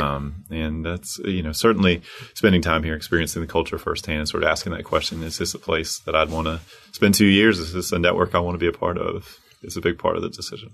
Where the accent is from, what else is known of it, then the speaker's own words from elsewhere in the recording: Charlotte, North Carolina, United States; moved away; My hometown, Queen City